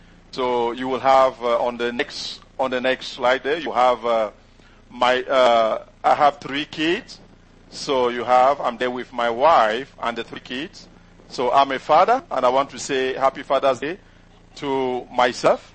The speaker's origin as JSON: {"language": "English", "country": "Cameroon", "first_language": "French", "second_language": "English", "moved": "as an adult", "lives_now": "United States", "said": "my first language is not English, is actually French. And I did, my parents are from the English-speaking side, but I did French education"}